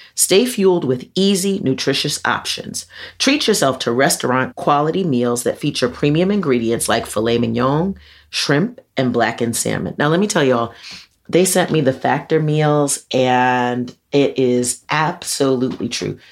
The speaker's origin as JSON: {"language": "English", "town": "Mount Vernon", "region": "New York", "country": "United States", "tie": "born or raised there", "said": "I'm from Mount Vernon, but we we you know we a little hip hoppy powerhouse in four square miles of Mount Vernon, and so I grew up with …"}